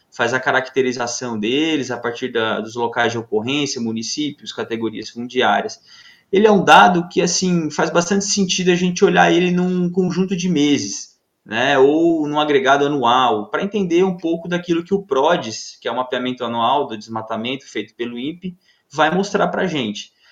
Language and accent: Portuguese; Mato Grosso, Brazil; eu sou mato-grossense e desde pequeno eu viajo com meu pai pelo estado inteiro